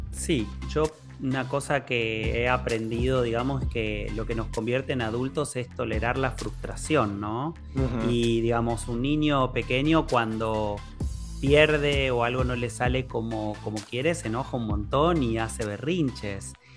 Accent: Argentina; todos somos argentinos

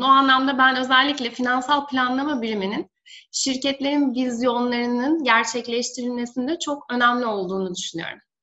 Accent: Denizli, Turkey; moved away as an adult; also born or lived in Istanbul; bin dokuz yüz seksen üç Denizli doğumluyum. Ee, üniversite eğitimime kadar Denizli'de yaşadım. Daha sonra üniversite eğitimi için İstanbul'a taşındım.

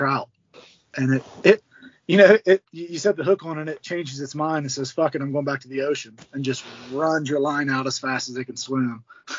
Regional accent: Ohio River, United States; I grew up on the Ohio River, so we were fishing for channel cats and blues and big flatheads.

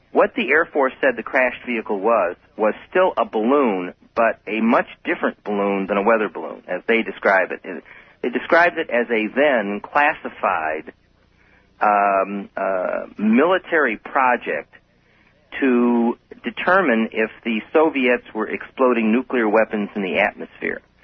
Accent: Chicago, Illinois, United States; now in Albuquerque, United States; I'm originally from Chicago, but I've lived in New Mexico and Albuquerque for for over 26 years

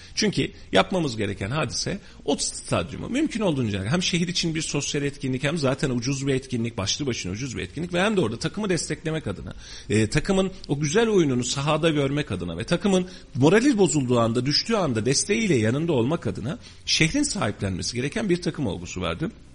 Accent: Turkey; Ben bu memlekette doğdum. Ben bu memleketin çocuğuyum.

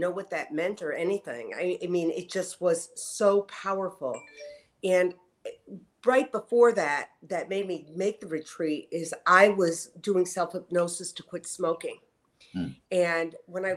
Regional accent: Connecticut, United States; I was raised in Connecticut

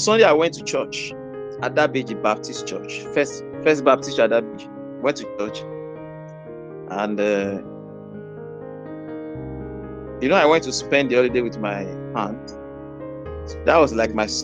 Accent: Ede, Osun, Nigeria; I left my hometown, that's Eden, Osun State, for Ibadan

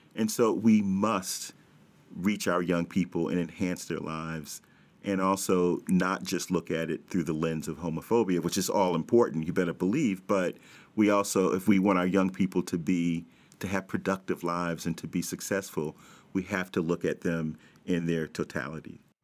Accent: New York City, New York, United States; I'm born and raised in Brooklyn

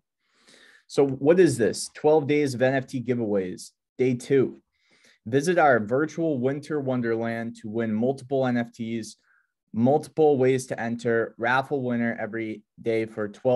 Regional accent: near Boston, Massachusetts, United States; I was born on the East Coast near Boston, Massachusetts

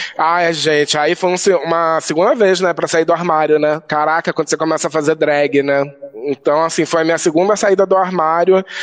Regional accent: Rio de Janeiro, Brazil; moved away; a minha juventude LGBT no Rio

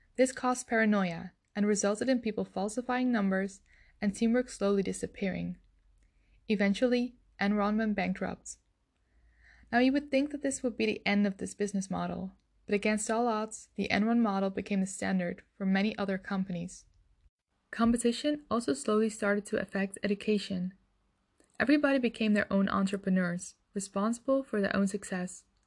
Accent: Netherlands; I'm from the Netherlands

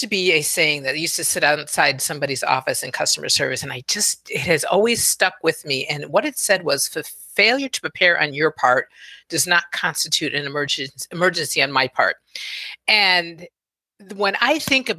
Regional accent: Chicago, Illinois, United States; moved away; I'm originally from Chicago.

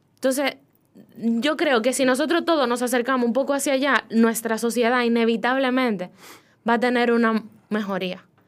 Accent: Dominican Republic; moved away as an adult; now in Spain; yo nací aquí y yo tengo cualidades, porque nací aquí, esta tierra tiene todo lo que yo necesito

